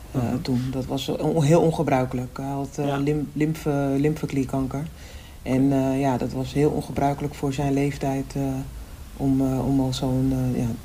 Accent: Almere, Flevoland, Netherlands; ik kom uit Almere. Dat is gewoon een één ah. grote vlakte.

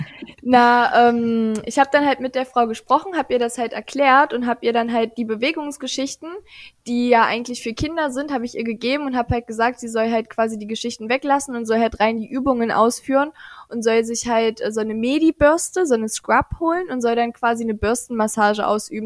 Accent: Aschersleben, Saxony-Anhalt, Germany; Ich komme aus Aschersleben. Das ist tatsächlich die älteste Stadt Sachsen-Anhalts

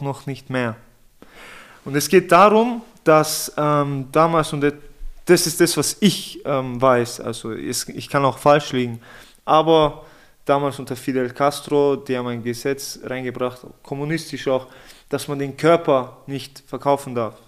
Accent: Innsbruck, Tyrol, Austria; also born or lived in Vienna; ich bin in Innsbruck geboren, in Innsbruck aufgewachsen.

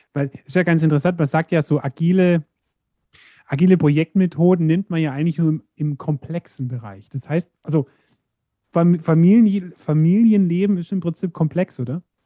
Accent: Allgäu, Germany; bei uns im Allgäu

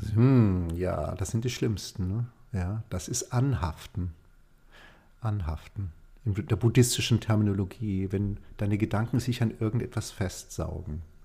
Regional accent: Germany; hier bei uns in Deutschland

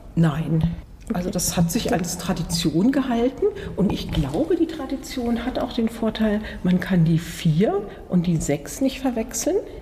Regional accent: Baden-Württemberg, Germany; also ich bin hier in der Nähe aufgewachsen

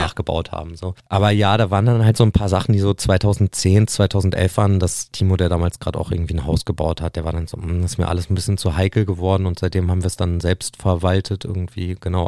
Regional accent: Nienburg, Lower Saxony, Germany; ich bin ja in Nimburg aufgewachsen

